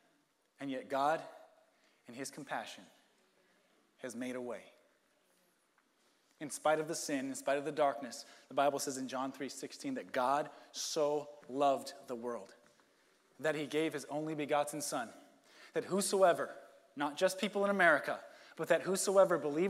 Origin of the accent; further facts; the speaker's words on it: United States; as an American Christian